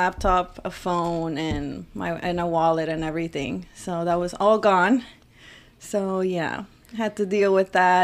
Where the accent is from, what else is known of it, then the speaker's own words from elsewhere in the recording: Reynosa, Tamaulipas, Mexico; now in Houston, United States; I'm from Reynosa, Tamaulipas.